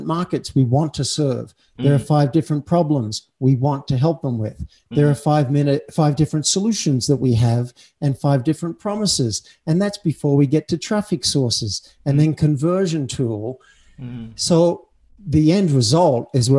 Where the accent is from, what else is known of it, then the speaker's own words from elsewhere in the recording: Cessnock, New South Wales, Australia; moved away as an adult; now in United States; I was born in Cessnock.